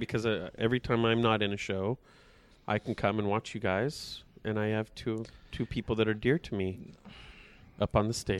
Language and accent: English; Porterville, California, United States; growing up in Porterville, it's the kind of town, because there's not a whole lot going on